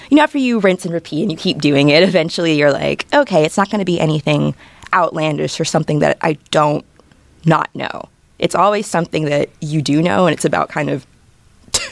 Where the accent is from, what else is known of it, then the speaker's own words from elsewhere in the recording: Jacksonville, Florida, United States; I'm from Jacksonville, Florida